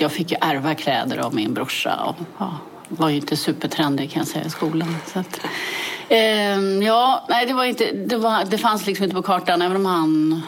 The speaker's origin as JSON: {"language": "Swedish", "town": "Täby", "region": "Stockholm County", "country": "Sweden", "tie": "born or raised there", "said": "jag är född i Täby och växte upp i Täby."}